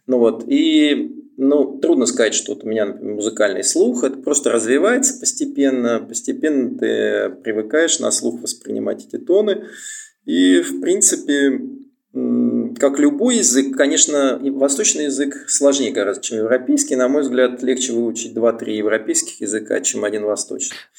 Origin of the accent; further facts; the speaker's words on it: Moscow, Russia; moved away as an adult; now in Thailand; я сам москвич, и родился в Москве и, в общем, оттуда и приехал